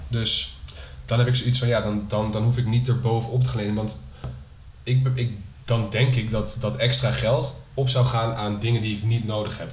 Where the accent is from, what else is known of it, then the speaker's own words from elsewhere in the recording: Netherlands; kunnen wij best wel zuipen als Nederlanders